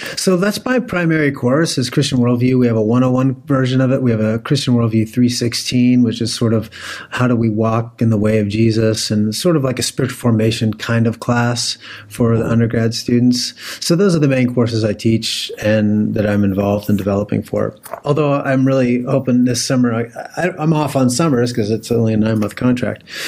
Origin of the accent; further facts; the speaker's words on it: Pennsylvania, United States; moved away as an adult; also born or lived in Oklahoma / Puyallup, Washington; I was born and raised in Pennsylvania